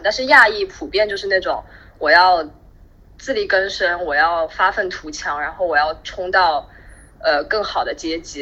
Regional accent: Shanghai, China; also born or lived in Brooklyn, New York, United States; now in New York, United States; 因为我是，我是上海人嘛，然后从来没有吃过盆菜

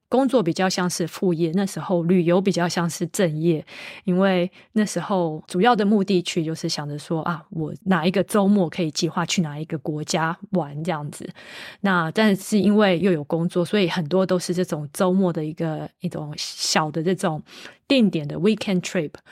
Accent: Taiwan; moved away as an adult; also born or lived in United States / United Kingdom; now in Italy; 我是个台湾土生土长的小朋友

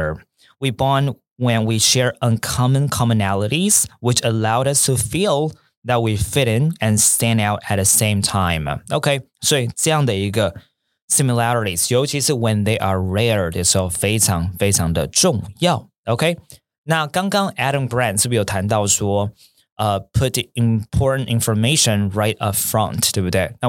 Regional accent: Taipei, Taiwan; also born or lived in Tianmu; 比如说我跟好学校的老板阿诺哦，我们可能小时候都是在我们原生家庭都在天母。

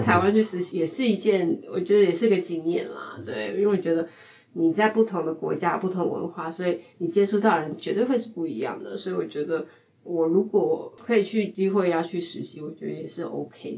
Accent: California, United States; moved away as an adult; now in Taiwan; 我是在美国长大

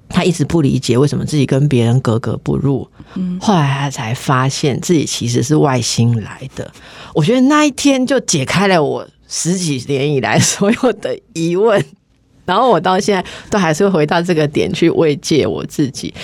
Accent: Taipei, Taiwan; 因为我一直都是台北人

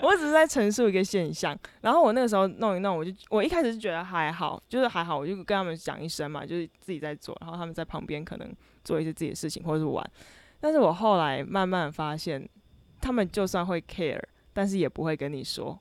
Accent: Kaohsiung, Taiwan; moved away as an adult; 我是高雄人，然后我在寒暑假的时候是好不容易可以，一年中可以回到高雄的时候

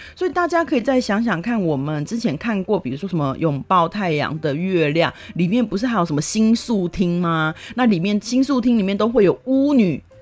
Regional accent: Taiwan; moved away; also born or lived in South Korea; 以我是台湾人的身份

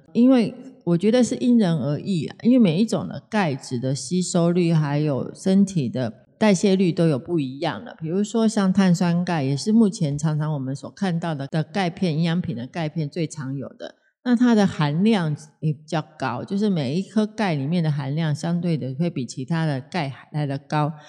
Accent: Taiwan; 我们台湾真正的有三大疾病呢，

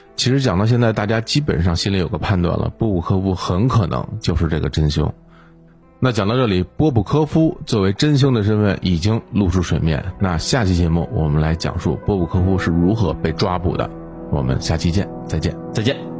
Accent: China; 我们中国人

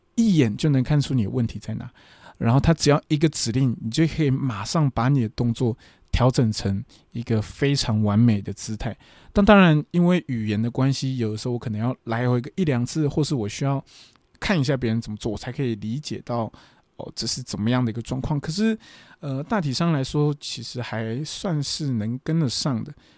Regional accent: Taiwan; moved away as an adult; now in Fukuoka, Japan; 我是台湾人嘛，我一个台湾人

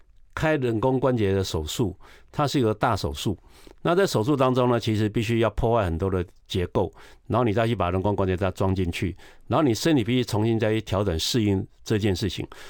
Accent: Taiwan; 我这我一般我们台湾人吃不到那个量。

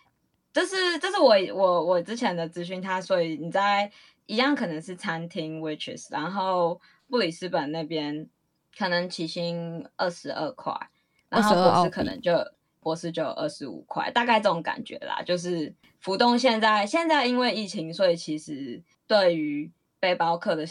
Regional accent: Taiwan; moved away as an adult; now in Perth, Australia; 我们台湾人

